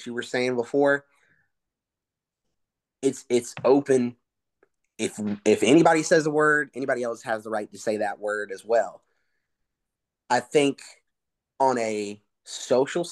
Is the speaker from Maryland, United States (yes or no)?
no; Rockdale County, DeKalb County, Georgia, United States; I am half white, half Hispanic, but I grew up in Rockdale County, DeKalb County